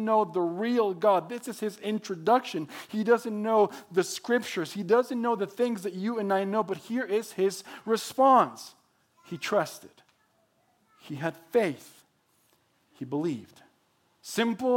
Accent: Mexico; English is a second language; moved away as an adult; also born or lived in Texas; now in Oregon, United States; I was born and raised in Mexico

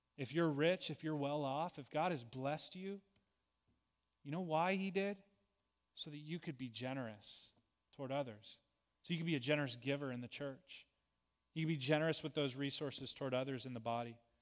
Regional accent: United States; being an American citizen

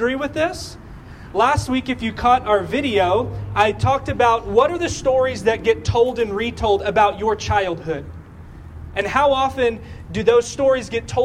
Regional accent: Texas, United States; We are from Texas

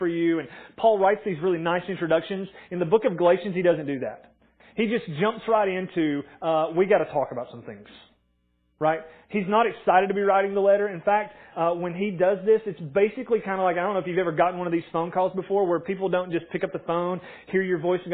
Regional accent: Morristown, Tennessee, United States; I grew up in Morristown, went to Morristown East

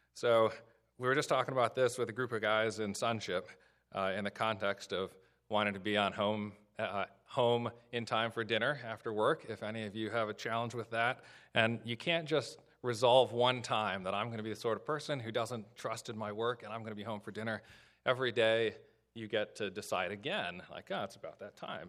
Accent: Illinois, United States; now in Southern Maryland, United States; I grew up in the Midwest in Illinois

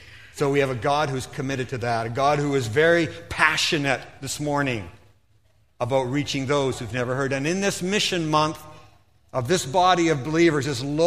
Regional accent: Stouffville, Ontario, Canada; moved away as an adult; also born or lived in Philippines; I grew up in Stouffville, Ontario

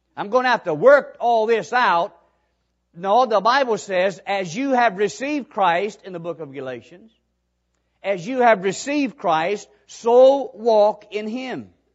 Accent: Hazard, Kentucky, United States; moved away as an adult; also born or lived in Mississippi; I grew up in Hazard.

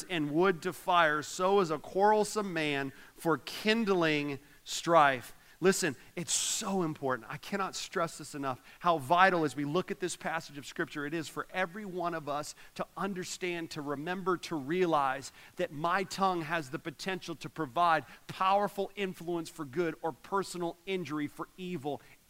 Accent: Orlando, Florida, United States; moved away; I grew up in Orlando

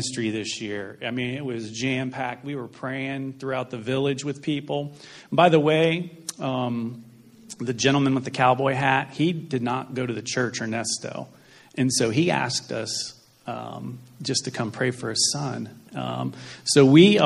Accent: United States; We're from the United States.

